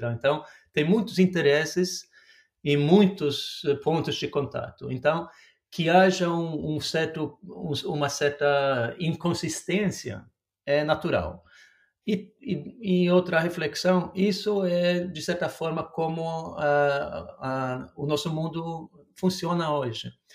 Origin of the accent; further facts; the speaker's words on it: Norway; Portuguese is a second language; also born or lived in Brazil; como a gente costuma falar aqui na Noruega